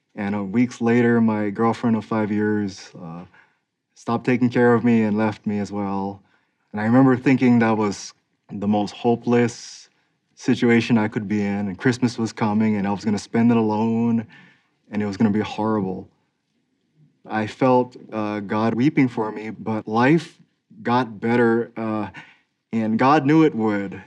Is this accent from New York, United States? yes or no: no; Philadelphia, Pennsylvania, United States; I was born and raised in Philadelphia